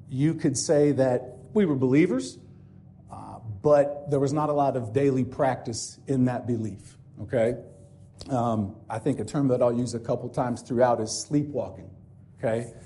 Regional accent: Bloomington, Indiana, United States; also born or lived in Ellettsville, Indiana; I'm an Ellettsville boy, born and raised in Bloomington, Indiana. Have been here all my life

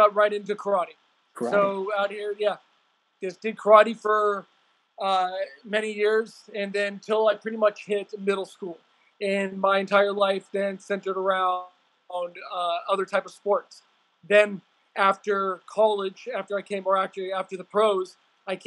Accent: California, United States; also born or lived in Washington; I've been born and raised in California, lived out here pretty much my entire life, except for going to college and up there in Washington

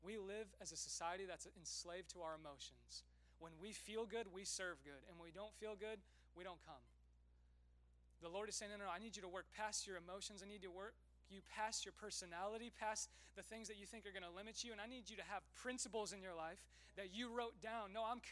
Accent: Westfield, Indiana, United States; moved away; I actually grew up in Westfield. So I'm planting a church in my hometown

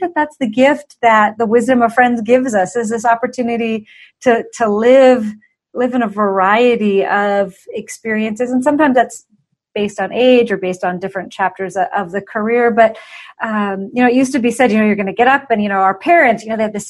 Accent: just south of Portland, Oregon, United States; moved away as an adult; now in Colorado, United States; I was born and raised just south of Portland, Oregon.

